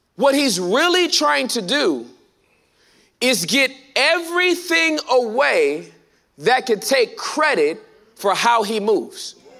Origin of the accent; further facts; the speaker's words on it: California, United States; now in Texas, United States; I'm from California, born and raised.